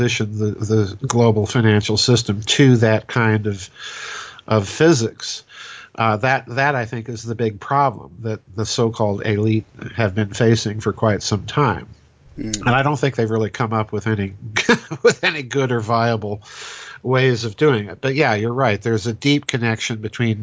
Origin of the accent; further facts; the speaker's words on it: South Dakota, United States; I'm a hack from South Dakota